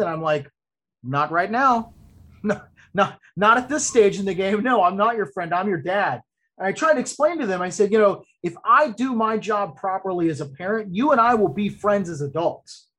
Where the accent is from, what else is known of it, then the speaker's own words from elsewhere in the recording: Ocala, Florida, United States; now in Orlando, United States; my hometown where I grew up in Ocala